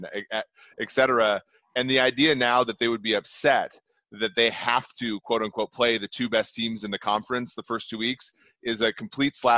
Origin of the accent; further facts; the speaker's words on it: Minnesota, United States; moved away as an adult; also born or lived in Lincoln, Nebraska; I grew up in Minnesota